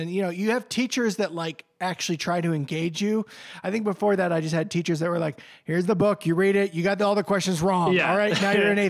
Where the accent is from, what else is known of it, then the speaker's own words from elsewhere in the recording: New Hampshire, United States; where I grew up in New Hampshire, there's a lot of space between houses, like the woods.